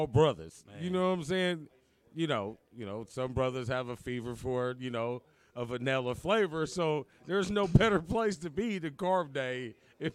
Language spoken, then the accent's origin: English; United States; I'm not from Africa. I am just an American